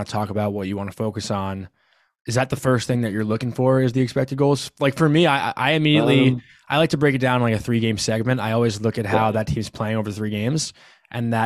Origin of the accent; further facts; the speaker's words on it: New York, United States; being a New Yorker